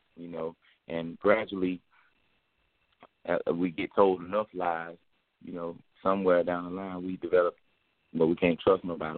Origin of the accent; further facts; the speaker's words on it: Decatur, Georgia, United States; we're gonna hit my hometown, Decatur, the deck. You know what I'm saying? Atlanta, Georgia